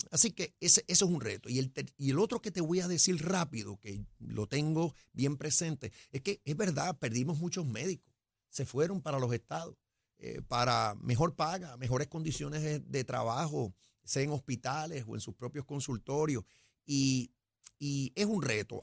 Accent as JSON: {"language": "Spanish", "country": "Puerto Rico", "said": "somos puertorriqueños primero"}